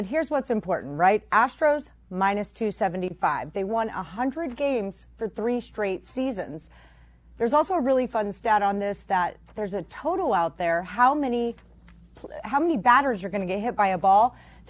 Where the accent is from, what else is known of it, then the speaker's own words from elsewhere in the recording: Texas, United States; I'm from Texas